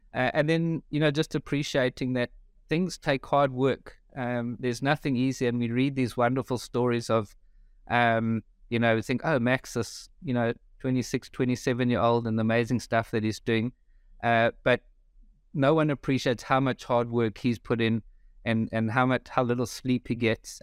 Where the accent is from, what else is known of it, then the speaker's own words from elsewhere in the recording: South Africa; moved away as an adult; now in Melbourne, Australia; I grew up in South Africa, been in Melbourne now for just over three years.